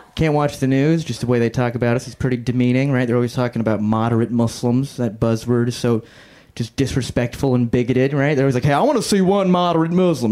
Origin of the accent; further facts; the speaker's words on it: Ocala, Florida, United States; also born or lived in Syria; now in Southern California, United States; I'm from Ocala.